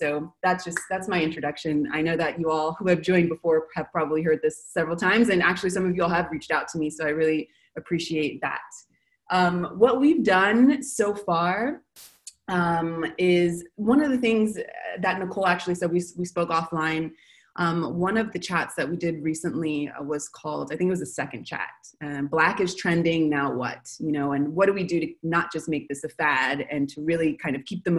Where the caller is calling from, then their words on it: Buenos Aires, Argentina; So I'm calling from Buenos Aires